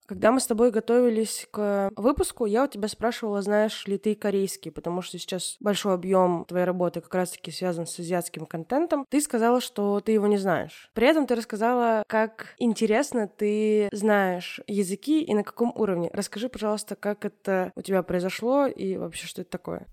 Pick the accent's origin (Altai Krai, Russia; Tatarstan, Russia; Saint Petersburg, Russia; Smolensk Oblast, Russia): Tatarstan, Russia; accent: Tatar; я из Татарстана, но при этом я не знаю татарский язык